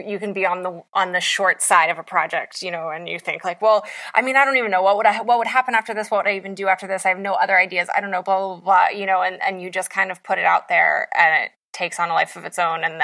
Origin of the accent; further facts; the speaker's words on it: West Virginia, United States; as an Appalachian